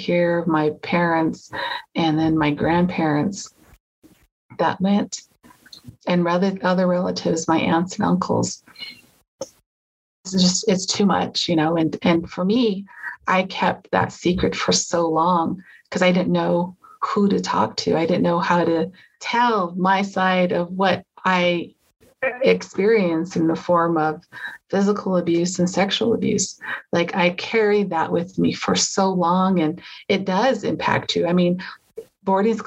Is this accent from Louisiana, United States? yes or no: no; Bears Ears, San Juan County, Utah, United States; moved away; also born or lived in Salt Lake City, Utah; Growing up in Bears Ears, knowing that that location is sacred for Indigenous people